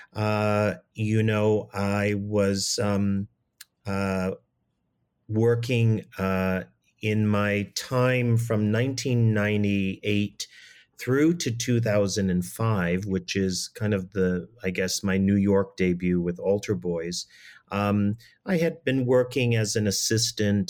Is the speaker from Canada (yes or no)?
yes; Toronto, Ontario, Canada; as a young person growing up in Toronto